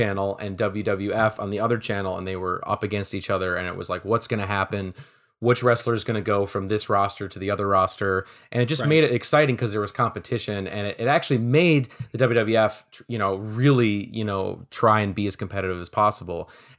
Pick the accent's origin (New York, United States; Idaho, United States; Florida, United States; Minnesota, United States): Minnesota, United States; Minneapolis; You know, I grew up in Minneapolis, and I remember literally taking the bus to the Mall of America